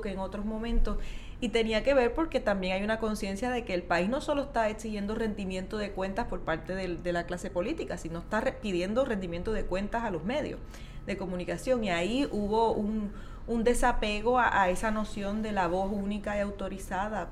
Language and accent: Spanish; Puerto Rico